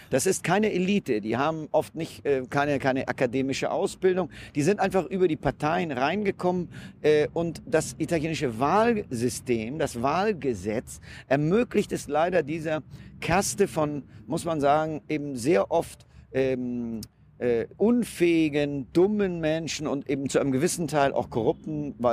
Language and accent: German; Germany; now in Italy; natürlich als Deutscher versucht man erstmal auch die, die, die schönen Seiten des Landes zu genießen.